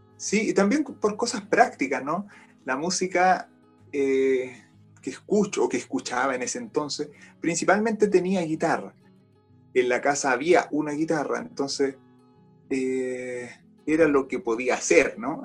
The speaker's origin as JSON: {"language": "Spanish", "country": "Chile", "also_born_or_lived": "Austria", "said": "soy un guitarrista chileno."}